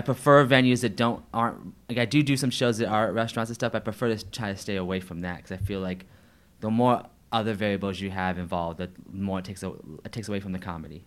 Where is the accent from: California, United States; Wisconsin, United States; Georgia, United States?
Georgia, United States; St. Marys; now in Atlanta, United States; I did um, a show in my hometown of St. Mary's